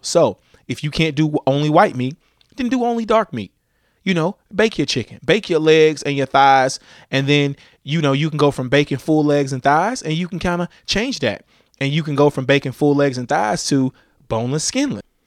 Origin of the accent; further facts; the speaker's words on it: Louisiana, United States; I'm from Louisiana